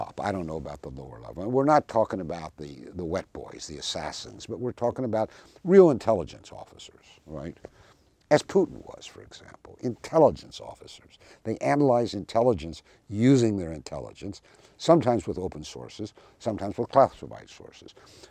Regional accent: the South, United States; I even mentioned growing up in the South, in the Jim Crow South

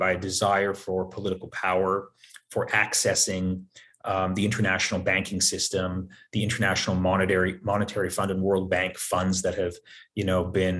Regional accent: United States; we as American citizens

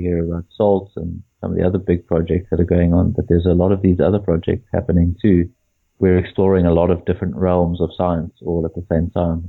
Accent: near Durban, KwaZulu-Natal, South Africa; I grew up near Durban. So I grew up in KZN. So I grew up on bunny chow.

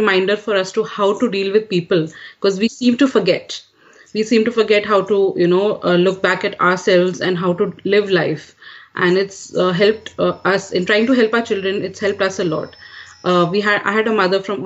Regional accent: Kuwait; also born or lived in India; now in United States; I'm an Indian raised in Kuwait, and now I'm raising American kids.

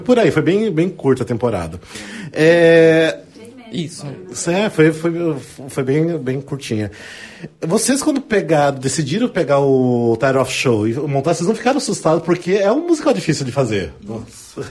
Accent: Paraná, Brazil; eu também sou do Sul, mas sou do Paraná

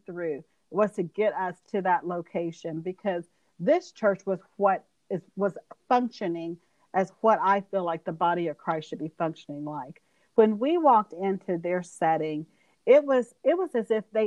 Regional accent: Georgia, United States; moved away as an adult; now in Alabama, United States; my husband and I grew up in Georgia. So like I said, we've been in the South forever

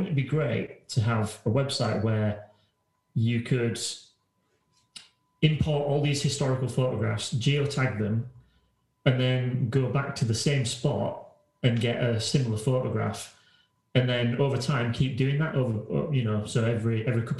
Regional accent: Halifax, Yorkshire and the Humber, United Kingdom; I was walking around my hometown, which is Halifax, if people don't know, and it's an old town

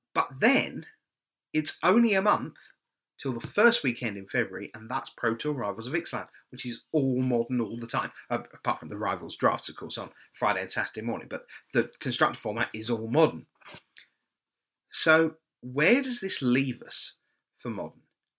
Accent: Birmingham, West Midlands, United Kingdom; Birmingham, my home country

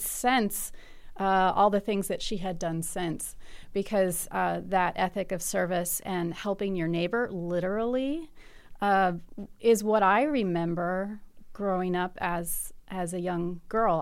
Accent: Bloomington, Indiana, United States; I, I'm from Bloomington

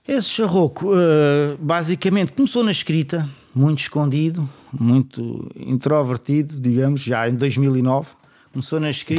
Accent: Setúbal, Portugal

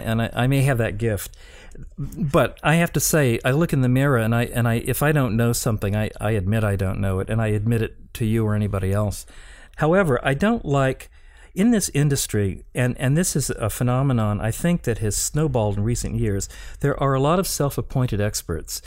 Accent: Appalachia, United States; moved away as an adult; kid from Appalachia who went to an Ivy League college

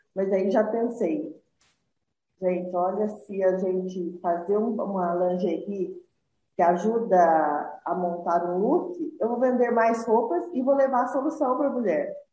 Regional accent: Juruáia, Minas Gerais, Brazil; eu sou de Juruáia, Minas Gerais

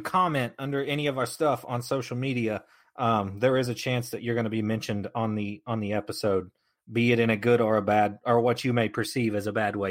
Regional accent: the South, United States; I'm from the South

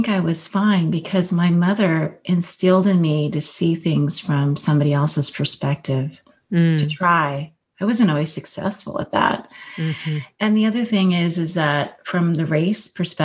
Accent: California, United States; I grew up in California

